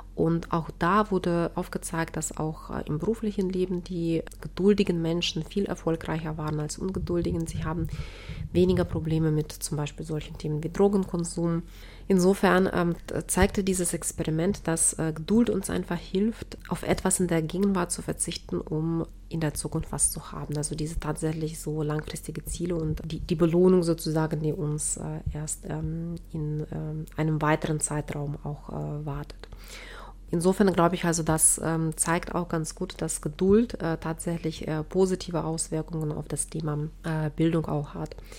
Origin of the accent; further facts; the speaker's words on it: Ukraine; moved away; in den neunziger Jahren herrschte bei uns in der Ukraine damals noch, äh, Warenmangel